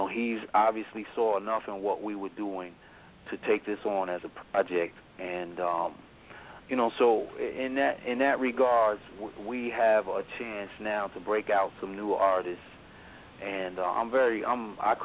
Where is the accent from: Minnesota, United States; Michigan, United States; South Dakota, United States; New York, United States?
New York, United States; New York City; growing up in Hollis, New York